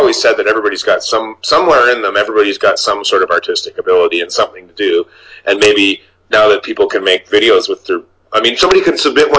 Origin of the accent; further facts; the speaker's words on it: Niagara Falls, Ontario, Canada; I mean, I grew up in Niagara Falls, mm-hmm. which is probably about the same size as Sault Ste. Marie